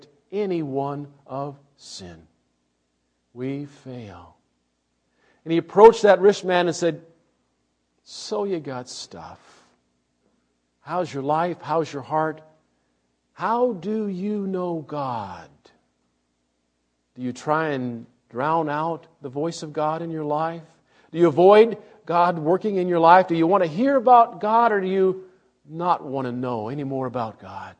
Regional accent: Illinois, United States; The church that I grew up in Illinois, when I was a young man in church, was mostly farmers.

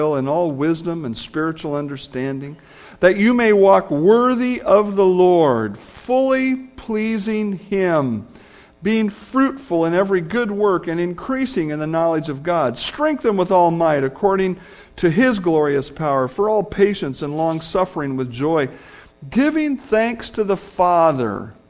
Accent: United States; being American

